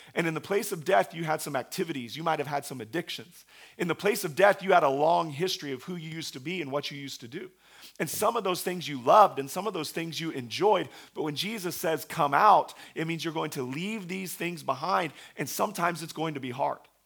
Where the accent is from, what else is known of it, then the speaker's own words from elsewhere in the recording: Oklahoma, United States; we have a, a large Christian university in my hometown.